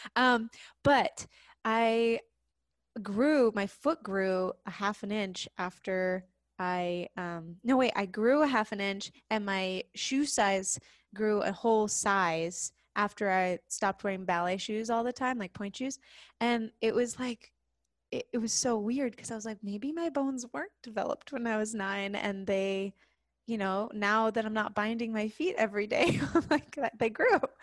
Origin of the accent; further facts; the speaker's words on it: South Lake Tahoe, California, United States; moved away; I grew up in this place called South Lake Tahoe, California, which is this mountain town